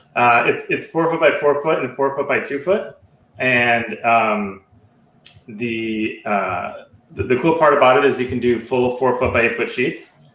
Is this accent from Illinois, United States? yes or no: yes; Chicago, Illinois, United States; I grew up in the Chicagoland area.